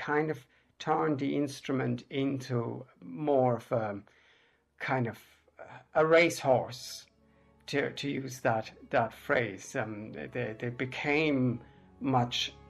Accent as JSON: {"language": "English", "country": "Germany", "tie": "born or raised there", "also_born_or_lived": "England", "moved": "yes", "lives_now": "Ireland", "said": "I was born in Germany. I've been living here in Ireland since 1994."}